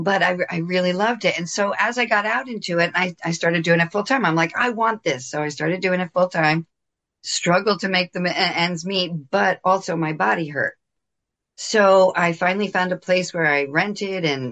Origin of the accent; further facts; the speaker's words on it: New Jersey, United States; I'm born and raised in New Jersey, 20 minutes outside of New York City